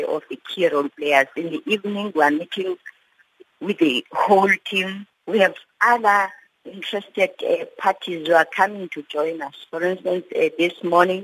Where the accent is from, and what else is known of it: South Africa